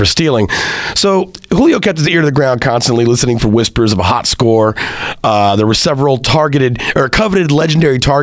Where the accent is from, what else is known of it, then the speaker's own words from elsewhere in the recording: Central Texas, United States; moved away as an adult; also born or lived in Hartford, Connecticut; I left Central Texas to move to the hustle bustle of Hartford, Connecticut